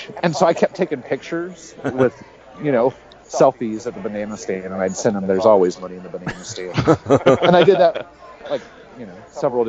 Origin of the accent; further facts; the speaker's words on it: Kansas, United States; I'm from Kansas